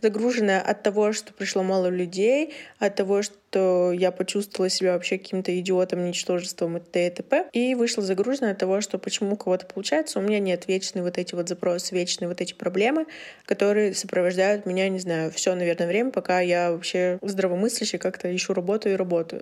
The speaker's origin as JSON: {"language": "Russian", "town": "Yekaterinburg", "region": "Sverdlovsk Oblast", "country": "Russia", "said": "мне 21, и я из Екатеринбурга"}